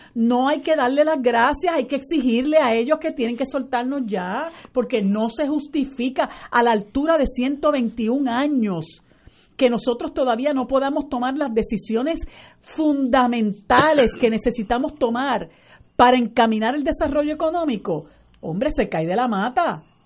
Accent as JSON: {"language": "Spanish", "country": "Puerto Rico", "said": "nosotros somos colonia de los Estados Unidos"}